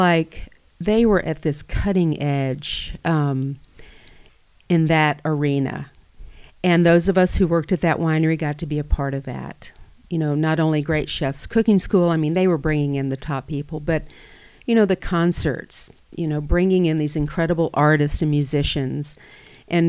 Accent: Atlanta, Georgia, United States; moved away as an adult; now in Napa Valley, United States; I grew up in Atlanta

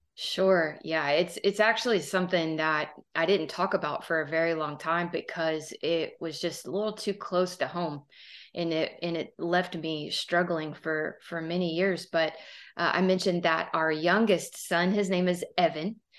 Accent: Southern Texas, United States; I am from Southern Texas, as you can probably hear

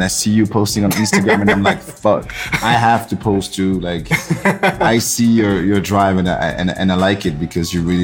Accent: Saint-Denis, Île-de-France, France; English is a second language; moved away as an adult; also born or lived in Paris / Ivory Coast (ancestry); now in New York, United States; I'm from Paris, born and raised. My roots are in Ivory Coast

